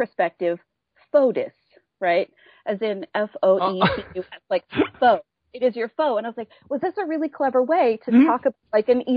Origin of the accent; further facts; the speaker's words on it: Appalachia, United States; I grew up in Appalachia with bluegrass.